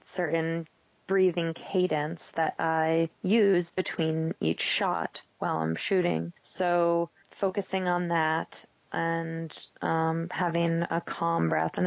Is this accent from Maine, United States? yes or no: yes; Maine, United States; moved away; also born or lived in Vermont; I grew up in Maine, and I was a runner and a cross-country skier